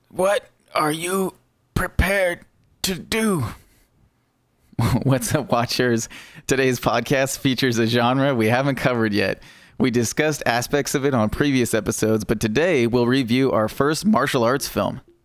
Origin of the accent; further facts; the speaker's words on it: United States; I am American